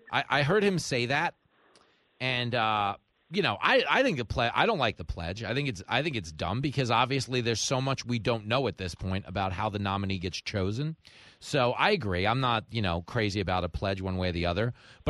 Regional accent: Nassau County, New York, United States; I grew up in Nassau County.

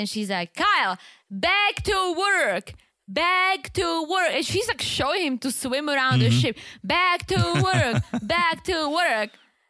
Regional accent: Czechia; English is a second language; I grew up in the Czech Republic and I love it.

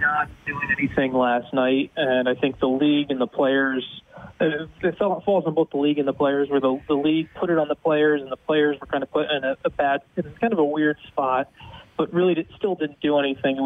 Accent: United States; now in Dallas, United States; being an American

